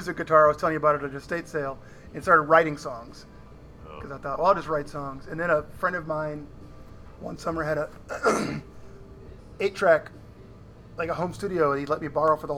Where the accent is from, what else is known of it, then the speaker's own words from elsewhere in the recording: Danforth, Illinois, United States; also born or lived in Chicago area; I went to school in this little tiny town, 400 people, Danforth, Illinois. And I'm from Illinois, from Chicago area.